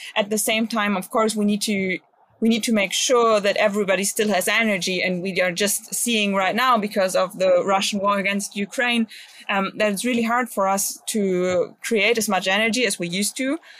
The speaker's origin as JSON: {"language": "English", "region": "Bremen", "country": "Germany", "tie": "born or raised there", "said": "my home state, especially to Bremen, um, because I like to live here."}